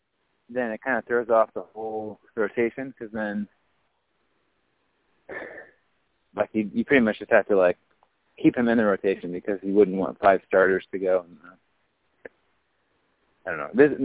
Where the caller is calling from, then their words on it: Champaign, Illinois, United States; I am walking the streets of Champaign.